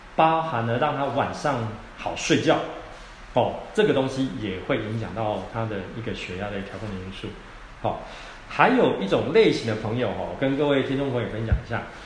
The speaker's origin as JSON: {"language": "Chinese", "country": "Taiwan", "said": "我们台湾人啊"}